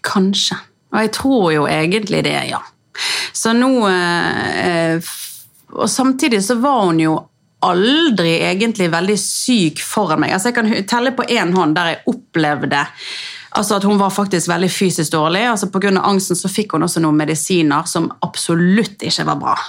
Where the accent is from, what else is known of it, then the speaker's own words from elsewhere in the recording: Bergen, Vestland, Norway; jeg er jo eh, ja, født og oppvokst i Bergen